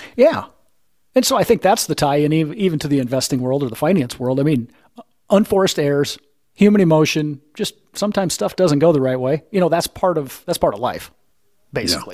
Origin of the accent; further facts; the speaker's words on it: Midwest, United States; I'm from the Midwest